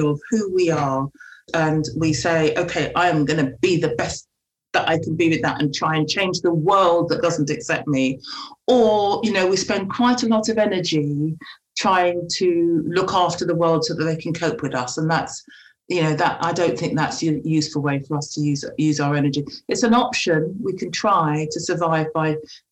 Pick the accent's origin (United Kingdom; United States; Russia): United Kingdom; England; I'm a black woman growing up in England